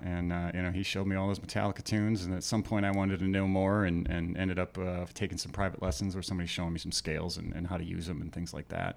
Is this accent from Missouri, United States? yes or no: no; just north of Minneapolis, Minnesota, United States; moved away as an adult; also born or lived in Mission Viejo, California / Saint Paul, Minnesota; now in Phoenix, United States; just slightly north of Minneapolis is where I actually grew up, and also in Mission Viejo, California